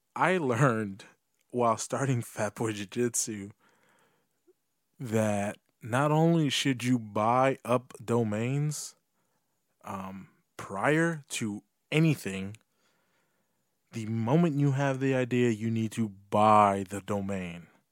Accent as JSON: {"language": "English", "country": "United States", "said": "I'm American"}